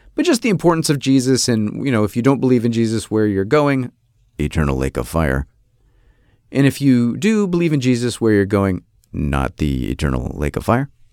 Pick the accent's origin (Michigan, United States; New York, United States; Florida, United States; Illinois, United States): New York, United States; Rochester; moved away; I'm from Rochester, New York